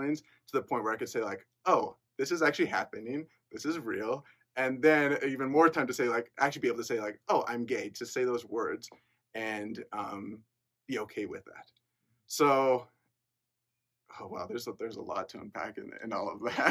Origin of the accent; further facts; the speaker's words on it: Lindon, Utah, United States; also born or lived in Peru; I'm from Linden, Utah, really close by. I've lived there my whole life